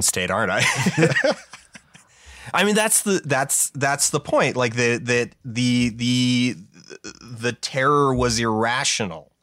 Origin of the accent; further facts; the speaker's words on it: Calgary, Alberta, Canada; it reps my hometown. It's one of, like, two songs in the world that name drops Calgary, Alberta